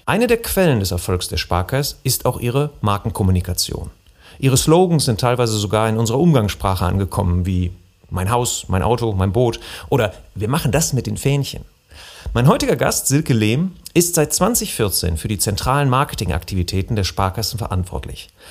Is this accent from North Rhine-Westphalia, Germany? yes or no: yes; Bergisches Land, North Rhine-Westphalia, Germany; also born or lived in Remscheid; Wir kommen beide aus dem Bergischen Land